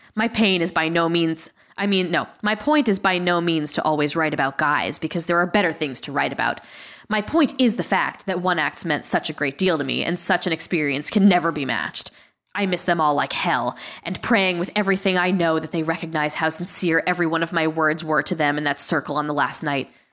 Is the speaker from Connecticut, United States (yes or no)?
yes; Guilford, Connecticut, United States; my parents were from Queens, but I was from Guilford, Connecticut